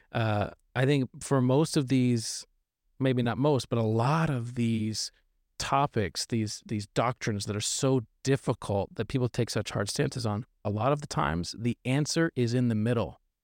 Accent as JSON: {"language": "English", "region": "Arkansas", "country": "United States", "moved": "as an adult", "lives_now": "California, United States", "said": "originally from Arkansas"}